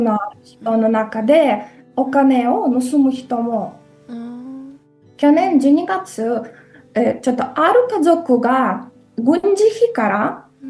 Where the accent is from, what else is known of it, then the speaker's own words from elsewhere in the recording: Ukraine; ウクライナで生まれて